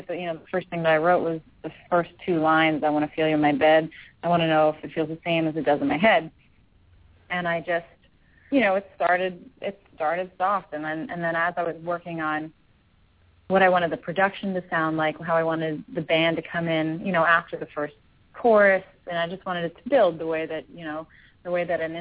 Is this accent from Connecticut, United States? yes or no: no; Philadelphia, Pennsylvania, United States; moved away as an adult; now in Los Angeles, United States; It's always nice to be in my hometown